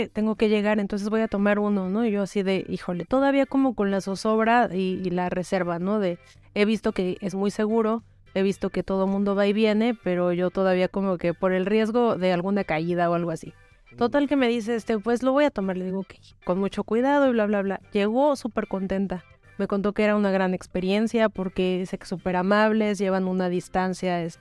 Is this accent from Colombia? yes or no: no; Venezuela; moved away as an adult; now in Mexico; No, yo soy venezolana. Yo soy la venezolana más mexicana que hay.